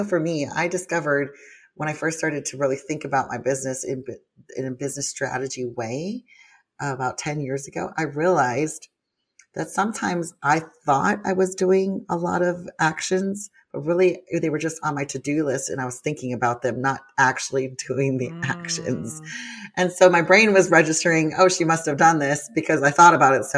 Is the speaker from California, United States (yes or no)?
no; Hawaii, United States; moved away; I lived in Hawaii all my life, was born and raised there